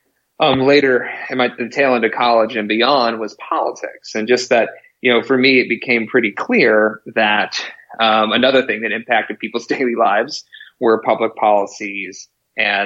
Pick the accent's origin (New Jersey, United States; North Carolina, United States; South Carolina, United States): South Carolina, United States; also born or lived in Washington, D.C.; I grew up in South Carolina